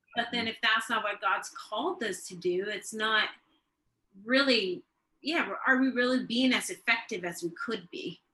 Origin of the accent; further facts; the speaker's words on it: Sweden; also born or lived in Tulsa, Oklahoma, United States; now in Norway; I'm actually born in Tulsa, Oklahoma when my dad uh, went to Ramus, My dad's from the US and my mom's from Sweden, but I've grown up most of my life in Sweden, Europe